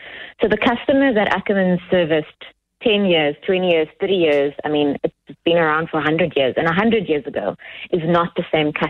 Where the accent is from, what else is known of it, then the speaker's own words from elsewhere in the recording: Cape Town, Western Cape, South Africa; also born or lived in Stellenbosch; As a young colored female growing up in the Cape Flats, yep, in South Africa